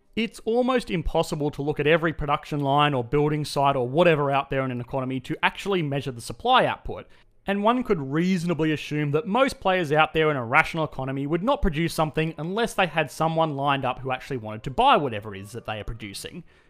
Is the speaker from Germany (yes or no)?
no; Australia; accent: Australian; my Australian accent